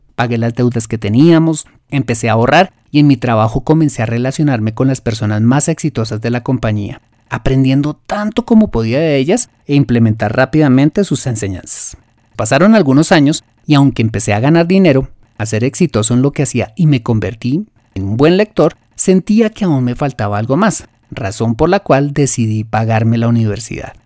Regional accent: Colombia; lo que llamamos en mi país la cultura del más vivo

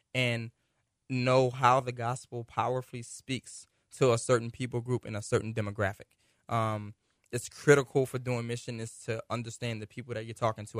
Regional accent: United States; we're American

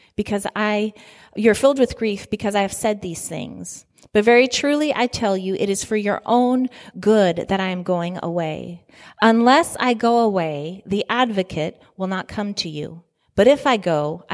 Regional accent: Italy; moved away; I was born in Italy

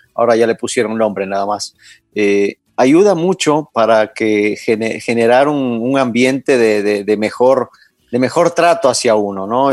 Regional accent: Ibarra, Imbabura, Ecuador; yo nací en Ibarra en el 68

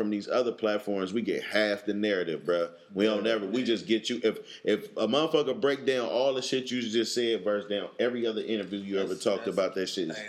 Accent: Oakland, California, United States; I'm a nigga, I'm from Oakland.

